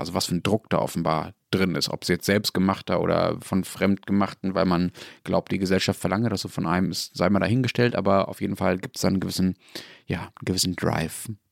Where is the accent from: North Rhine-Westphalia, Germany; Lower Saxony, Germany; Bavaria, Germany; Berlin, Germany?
North Rhine-Westphalia, Germany; Dortmund; meiner Heimatstadt Dortmund